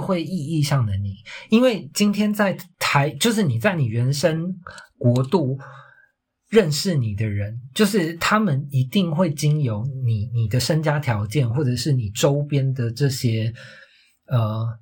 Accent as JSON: {"language": "Chinese", "country": "Taiwan", "also_born_or_lived": "Australia", "moved": "yes", "said": "我那个时候就是离开了台湾这个环境"}